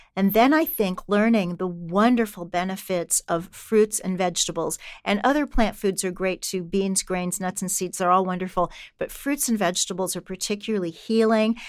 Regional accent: Kansas City, Missouri, United States; when I was a kid growing up in Kansas City

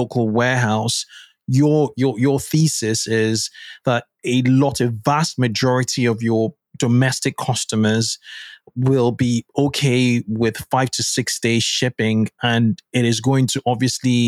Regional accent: Lagos, Nigeria; I grew up in Nigeria in Lagos

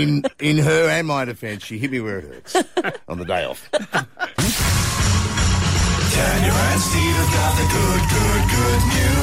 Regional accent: Australia; I'm just Australian.

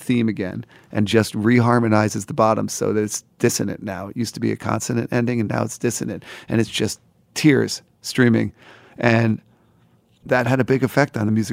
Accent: New Jersey, United States; now in New York City, United States; grew up in New Jersey

